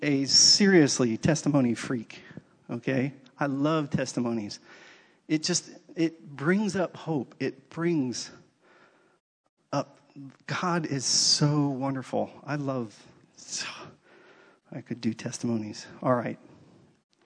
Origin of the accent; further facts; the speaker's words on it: East Coast, United States; moved away; I grew up on the East Coast